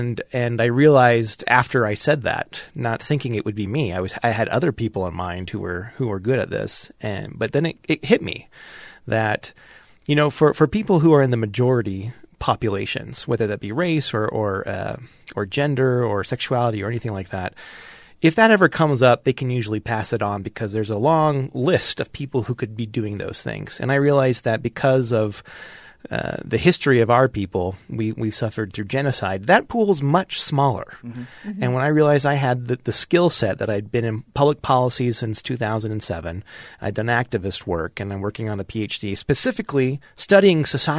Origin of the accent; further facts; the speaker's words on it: Kearns, Utah, United States; But I grew up in Kearns, I grew up in Kearns, Utah. I went to Kearns High School.